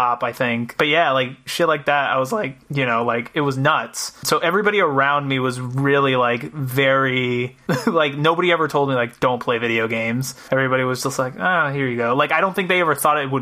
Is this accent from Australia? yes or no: no; Puerto Rico; now in Rhode Island, United States; I was born and raised in Puerto Rico